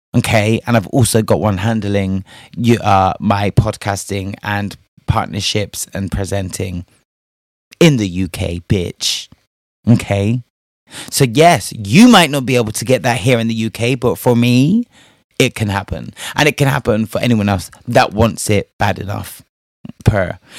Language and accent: English; Spain; moved away; I was raised in Spain